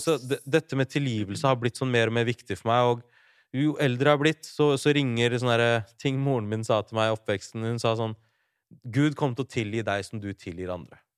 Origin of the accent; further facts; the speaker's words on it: Larvik, Vestfold, Norway; Jeg er fra Larvik